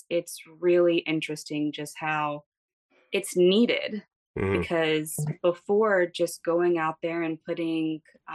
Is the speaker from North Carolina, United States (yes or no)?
yes; Greensboro, North Carolina, United States; moved away as an adult; now in New Jersey, United States; I'm originally from Greensboro, North Carolina.